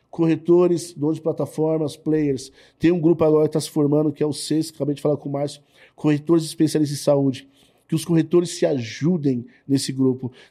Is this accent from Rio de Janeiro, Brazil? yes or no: no; São Paulo, Brazil; eu sou da Zona Leste, estava no Belenzinho na época.